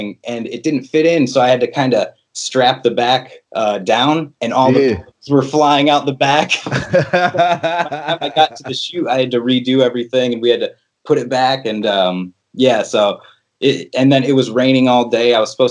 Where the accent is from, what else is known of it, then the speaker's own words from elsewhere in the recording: La Porte, Indiana, United States; moved away; also born or lived in Chicago, Illinois; I'm originally from LaPorte, Indiana